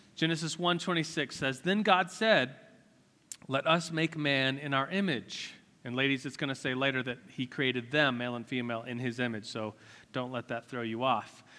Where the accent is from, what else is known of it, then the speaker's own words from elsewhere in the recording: United States; As an American, as someone who's rich